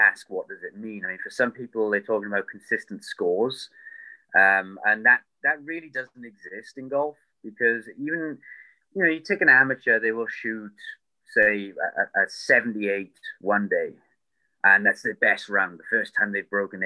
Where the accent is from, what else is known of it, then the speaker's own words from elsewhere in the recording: United Kingdom; I'm British